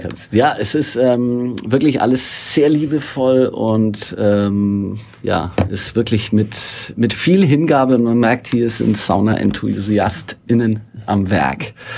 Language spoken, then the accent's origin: German; Northern Bavaria, Germany; da, wo ich aufgewachsen bin, in Nordbayern